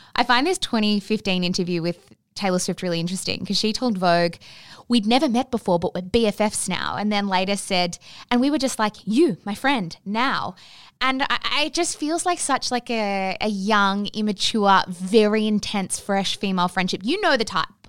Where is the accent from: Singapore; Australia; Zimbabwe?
Australia; as Australian women